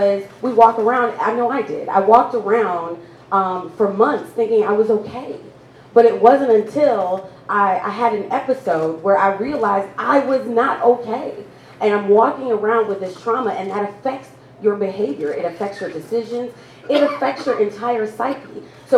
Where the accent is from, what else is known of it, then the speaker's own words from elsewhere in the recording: Milwaukee, Wisconsin, United States; I am born and raised here in Milwaukee.